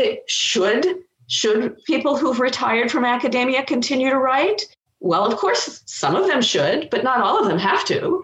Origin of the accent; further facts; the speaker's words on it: Los Angeles, California, United States; I grew up in Los Angeles.